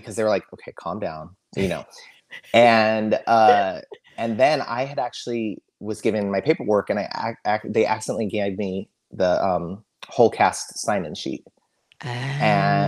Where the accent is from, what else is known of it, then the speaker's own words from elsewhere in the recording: Sacramento, California, United States; moved away as an adult; now in Los Angeles, United States; I'm from Sacramento originally